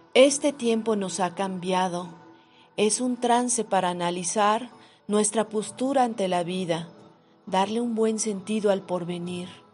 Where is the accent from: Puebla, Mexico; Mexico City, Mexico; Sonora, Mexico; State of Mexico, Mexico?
Mexico City, Mexico; Nací en la Ciudad de México y mi oficio es pintar